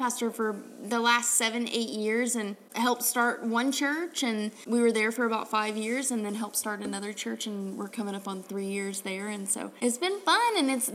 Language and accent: English; Tennessee, United States; moved away; I'm originally from Tennessee, and so all my family was back there